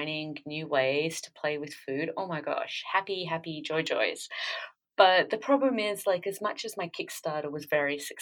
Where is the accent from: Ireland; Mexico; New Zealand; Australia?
Australia; I came from, I grew up in Australia